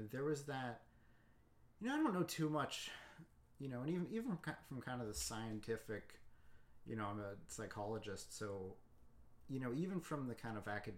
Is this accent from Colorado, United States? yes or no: yes; Boulder, Colorado, United States; I grew up in Boulder, Colorado